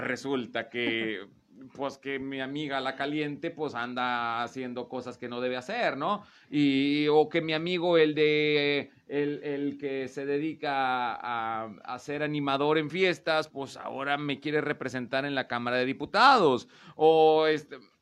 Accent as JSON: {"language": "Spanish", "country": "Mexico"}